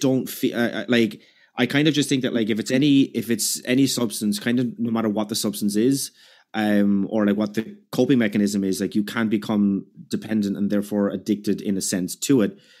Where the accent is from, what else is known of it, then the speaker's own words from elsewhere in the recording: Ireland; I'm Irish